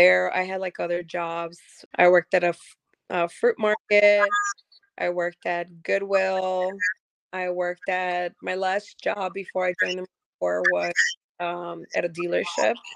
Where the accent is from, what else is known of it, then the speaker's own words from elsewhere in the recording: Chicago, Illinois, United States; moved away as an adult; also born or lived in Mexico; now in North Carolina, United States; When I was 3 years, my mom brought me to America, to Chicago. So I was raised in Chicago